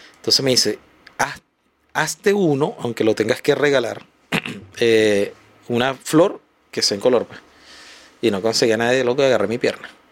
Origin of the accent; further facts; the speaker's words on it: Venezuela; moved away as an adult; now in Chile; porque soy venezolano, yo entré aquí hace siete años